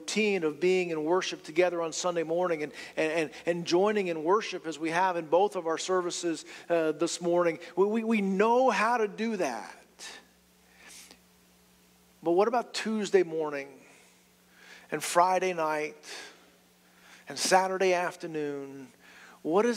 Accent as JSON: {"language": "English", "region": "London", "country": "United Kingdom", "tie": "born or raised there", "also_born_or_lived": "Eunice", "moved": "yes", "said": "I was born in London"}